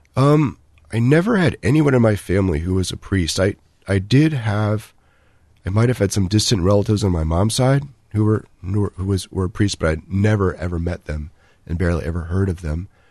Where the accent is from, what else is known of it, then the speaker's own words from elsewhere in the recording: Maryland, United States; also born or lived in Northern Virginia; now in Columbus, United States; I was born in Northern Virginia, um, grew up mostly in Maryland, so the Washington, D C area